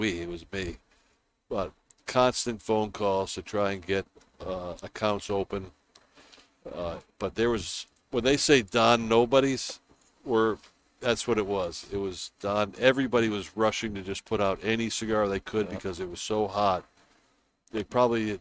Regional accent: Bloomfield, Connecticut, United States; I grew up in Bloomfield, Connecticut

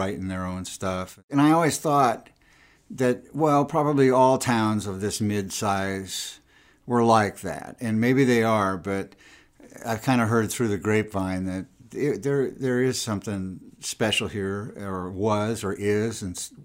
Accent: Iowa, United States; moved away as an adult; now in Sioux Falls, United States; I'm from Iowa, and Dara and I moved here right after we got married in 1971 or 72

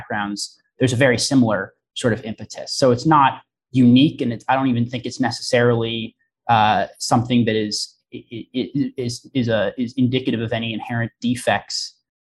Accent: Portland, Oregon, United States; I am from Portland, Oregon

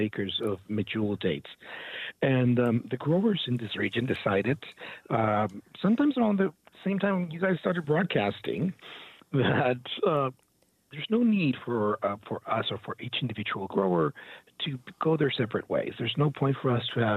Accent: Mexicali, Baja California, Mexico; also born or lived in Coachella, California; now in Yuma, United States; I grew up in Mexicali, which is a border town about 40 minutes from us here in Yuma

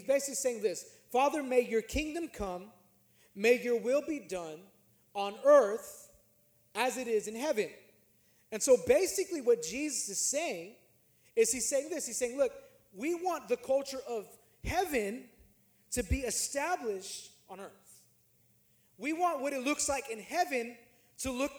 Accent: California, United States; I'm from California, and my neighborhood that I was living in was not a nice neighborhood.

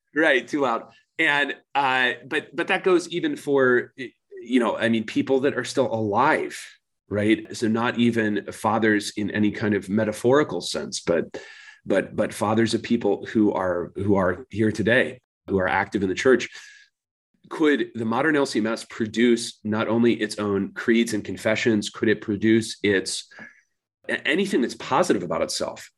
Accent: United States; I'm an American. I'm neither Ukrainian nor Russian

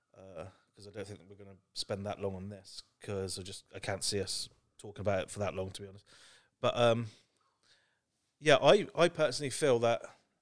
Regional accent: South West England, United Kingdom; I say Somerset, and they go, no, where are you really from? Like, from day one, I'm told I am not the same as everyone else.

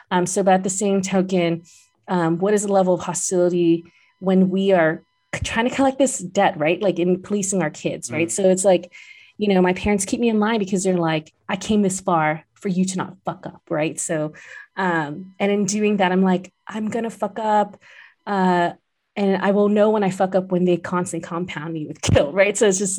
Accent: Philippines; they came this far, I'm indebted to them, and they gave up so much that I sometimes feel stunted as a Filipino.

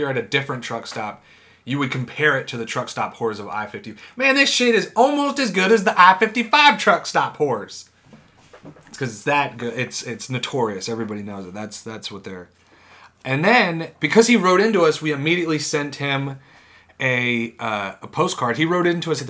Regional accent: Downers Grove, Illinois, United States; graduated from high school in my hometown of Downers Grove, which is right around Chicago.

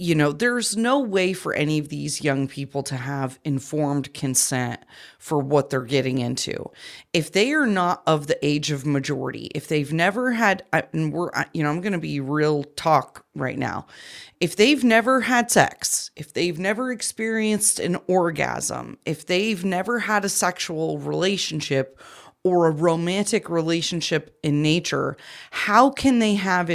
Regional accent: Vermont, United States; moved away; I'm from Vermont originally

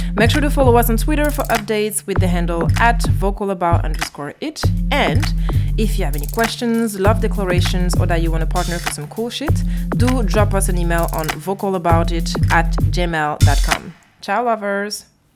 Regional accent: France; now in Brussels, Belgium; in France, uh, my home country

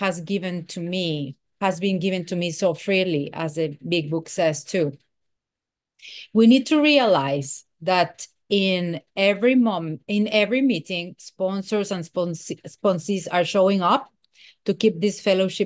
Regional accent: Mexico City, Mexico; I am from Mexico City

